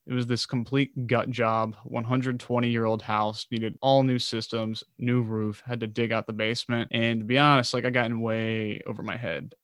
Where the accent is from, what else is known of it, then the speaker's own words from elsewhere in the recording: United States; also born or lived in Baltimore; I grew up outside of Washington, D C